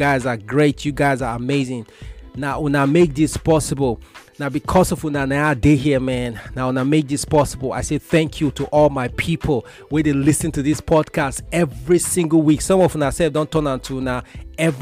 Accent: Kaduna State, Nigeria; growing up in Kaduna State, Northwest Nigeria

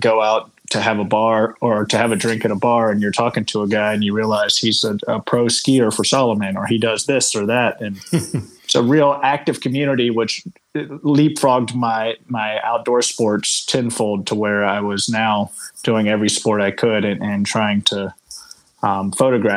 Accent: Virginia, United States; moved away as an adult; also born or lived in Colorado; I grew up in Virginia on the East Coast

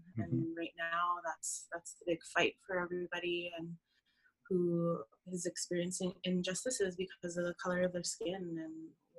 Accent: Saddle Lake Cree Nation, Alberta, Canada; moved away as an adult; now in Red Deer, Canada; I'm originally from Satellite Cree Nation here in Alberta, and I've been living in Red Deer now for 7 years

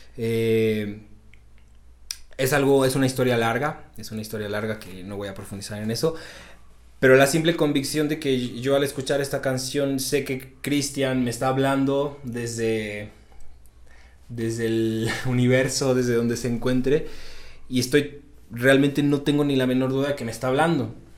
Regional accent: Xalapa, Veracruz, Mexico; moved away; allá en mi tierra, en Jalapa, Veracruz

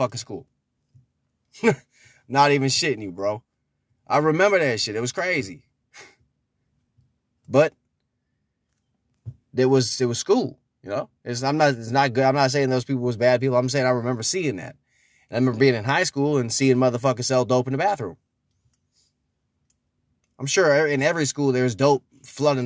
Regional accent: Minneapolis, Minnesota, United States; also born or lived in Brooklyn Park, Minnesota; When I was growing up in Minneapolis and I was growing up in Brooklyn Park

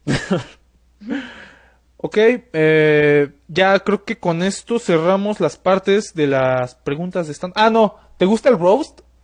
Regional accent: Mexico City, Mexico; yo soy de la Ciudad de México, no soy de Pachuca

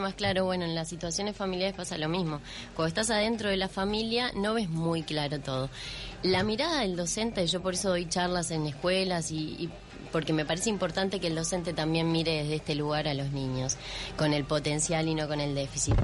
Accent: Uruguay; soy una uruguaya más

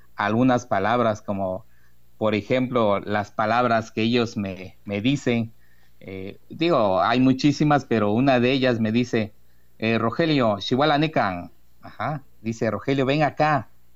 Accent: Rafael Delgado, Veracruz, Mexico; en el municipio de Rafael Delgado, de donde soy yo originario, ya llevo casi 39 años, digo casi 39, se aproxima mi, mi cumpleaños desde aquí que nací

